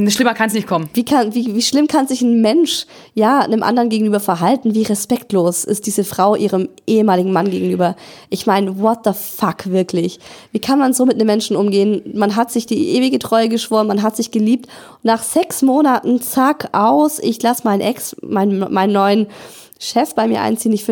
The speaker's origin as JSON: {"language": "German", "town": "Cologne", "region": "North Rhine-Westphalia", "country": "Germany", "tie": "born or raised there", "said": "Ich bin zurück in meine Heimat nach Köln gezogen und musste mit 33 Jahren bei Null anfangen"}